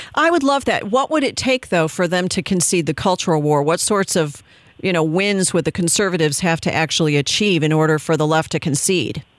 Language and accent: English; Chicago, Illinois, United States; now in Virginia, United States; I'm from Chicago, and I, will tell you, having left the People's Republic of Illinois